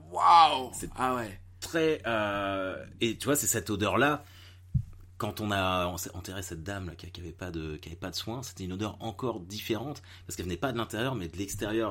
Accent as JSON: {"language": "French", "town": "Caen", "region": "Normandy", "country": "France", "said": "je suis de Normandie, je suis de Caen"}